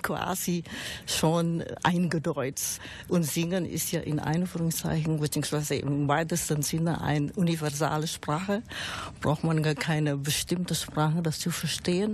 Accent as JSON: {"language": "German", "country": "Indonesia", "tie": "born or raised there", "second_language": "German", "moved": "yes", "lives_now": "Germany", "said": "Ich bin gebürtig in Indonesien, aber mittlerweile bin ich schon 40 Jahre in Deutschland"}